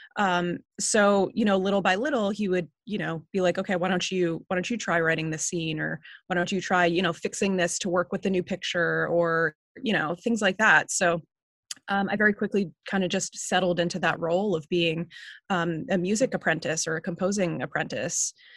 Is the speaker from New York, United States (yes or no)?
yes; Northport, New York, United States; also born or lived in Queens, New York; I grew up on Long Island in this town called Northport